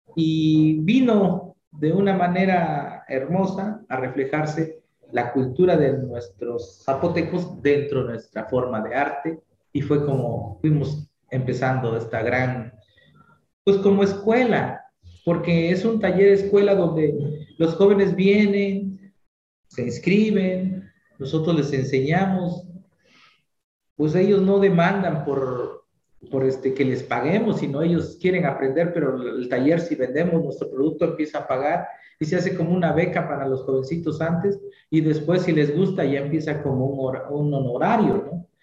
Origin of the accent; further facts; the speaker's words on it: San Martín Tilcajete, Oaxaca, Mexico; es el nombre de mi pueblo, Tilcajete